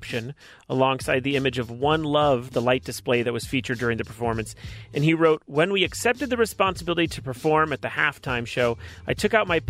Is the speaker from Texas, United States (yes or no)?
no; Los Angeles, California, United States; Woodland Hills home, which is my hometown